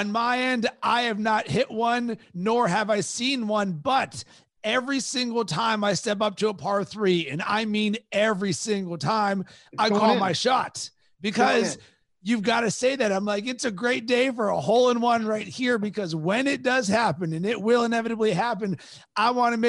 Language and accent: English; Pittsburgh, Pennsylvania, United States; I'm from Pittsburgh originally. I'm a diehard Penguins fan.